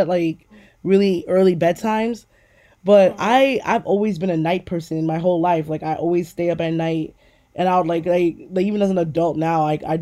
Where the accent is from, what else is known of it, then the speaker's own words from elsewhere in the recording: New York City, New York, United States; I used to live in Queens, New York. I grew up on Guybrua in New York